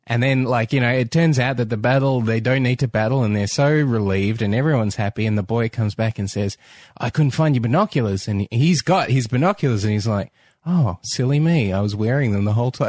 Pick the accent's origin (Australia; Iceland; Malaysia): Australia; as an Australian